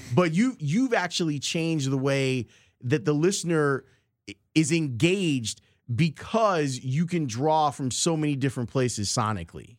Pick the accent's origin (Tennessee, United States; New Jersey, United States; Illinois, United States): Illinois, United States; Chicago; Southside kids growing up in Roseland